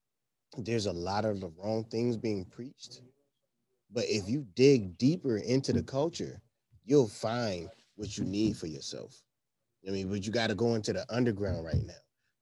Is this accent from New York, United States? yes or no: yes; Buffalo, New York, United States; also born or lived in New Jersey; I was the only Buffalo kid that hung with them.